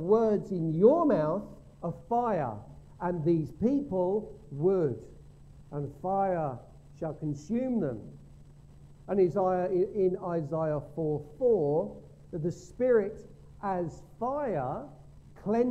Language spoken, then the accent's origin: English; Gravesend, South East England, United Kingdom; we grew up in Gravesend Methodist Church